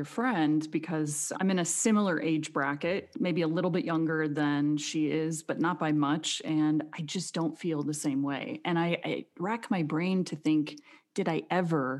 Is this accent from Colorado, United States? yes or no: no; Arizona, United States; I grew up in Arizona